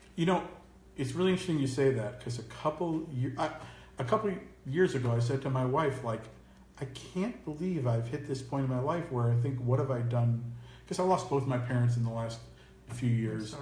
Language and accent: English; Tenafly, New Jersey, United States; also born or lived in New York City; Grew up across the bridge in Tenafly, New Jersey